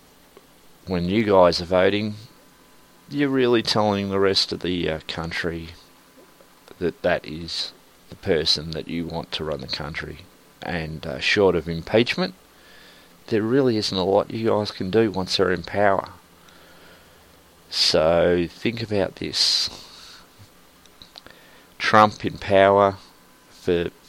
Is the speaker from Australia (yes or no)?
yes; Australia; I'm Australian